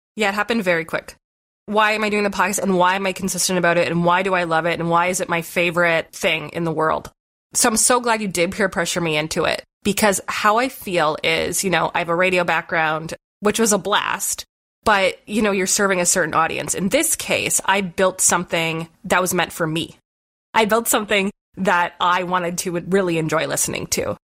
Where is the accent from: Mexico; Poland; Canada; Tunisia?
Canada; Southern Ontario; we really didn't have many ski hills growing up in Southern Ontario